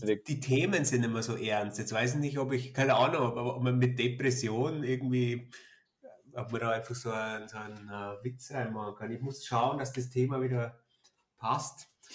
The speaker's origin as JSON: {"language": "German", "country": "Germany", "said": "ich als Deutscher"}